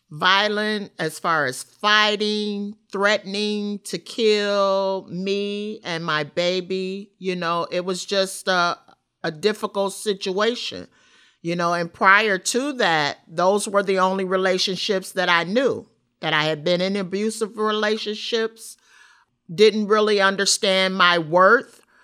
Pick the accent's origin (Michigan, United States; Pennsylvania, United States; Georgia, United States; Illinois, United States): Illinois, United States; Rockford; I grew up in Rockford, Illinois, Fairgrounds Housing Project.